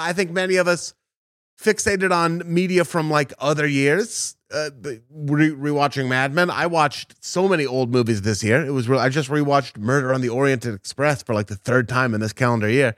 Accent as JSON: {"language": "English", "town": "Portland", "country": "United States", "said": "I'm from the other least Jewish place, Portland"}